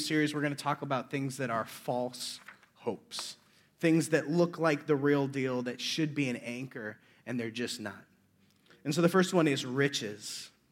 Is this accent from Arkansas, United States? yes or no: no; Omaha, Nebraska, United States; I'm from Omaha, Nebraska